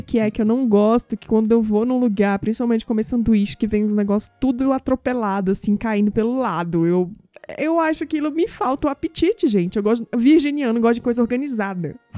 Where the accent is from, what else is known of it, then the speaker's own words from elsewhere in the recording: Northeast Region, Brazil; eu sou nordestina, então eu vejo muito isso no Nordeste